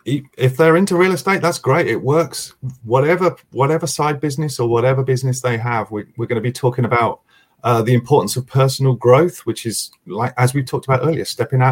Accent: United States; accent: American; I see my American accent there.

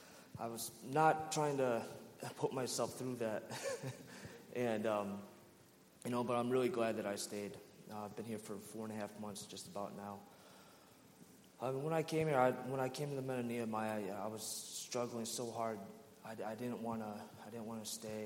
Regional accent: Rochester, New York, United States; I'm originally from Rochester, New York.

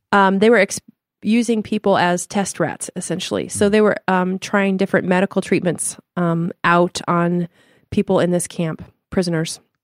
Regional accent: Denver, Colorado, United States; moved away; also born or lived in Chicago / Limburg, Netherlands (family); we're from Denver, Colorado originally and moved to Chicago

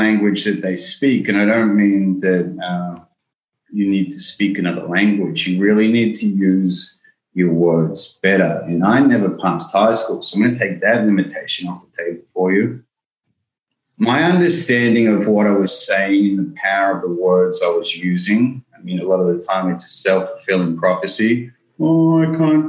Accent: Melbourne, Victoria, Australia; I grew up in Melbourne

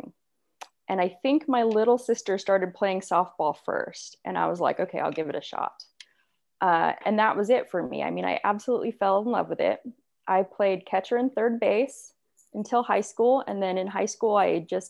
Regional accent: Temecula, California, United States; also born or lived in Walnut Creek, California; I was born in Northern California, Walnut Creek. My parents divorced when I was really young. I don't know, probably around, I think I was around like two or something. And so we ended up moving in with my grandma. And then my grandma shortly after moved to Temecula

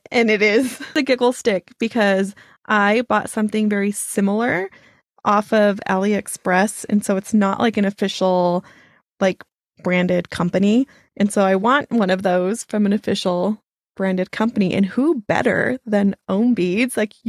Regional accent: United States; I'm American

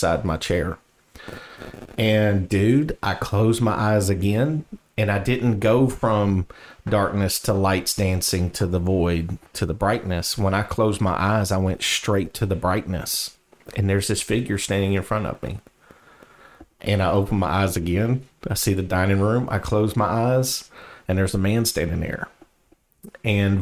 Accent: the South, United States; accent: southern; my southern accent

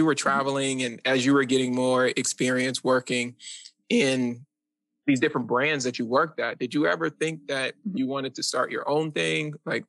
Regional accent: Philadelphia, Pennsylvania, United States; now in New York, United States; I don't have these in New York, and I've never seen this growing up in Philly.

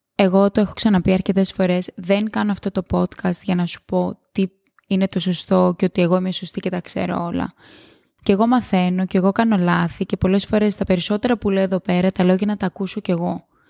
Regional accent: Greece; moved away as an adult; μετά αποφασίζεις να πας πίσω στο σπίτι σου, που για μένα είναι η Ελλάδα

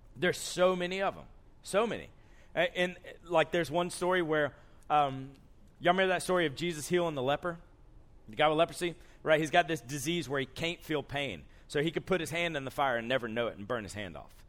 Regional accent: Columbus, Georgia, United States; moved away as an adult; now in Andrews, United States; I grew up in Columbus, Georgia

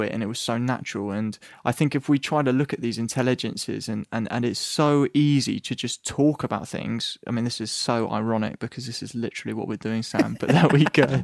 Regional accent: England, United Kingdom; I'm English

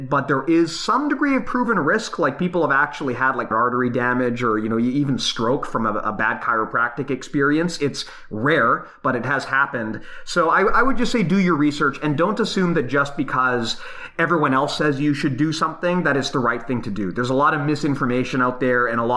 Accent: Canada; we're Canadian

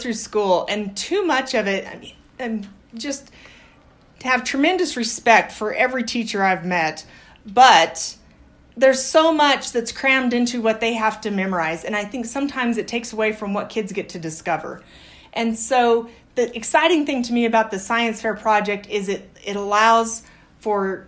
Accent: Aztec, New Mexico, United States; moved away as an adult; also born or lived in Colorado / Sulphur Springs, Texas; now in Las Cruces, United States; I grew up in Colorado and upstate New Mexico. I'm from Aztec

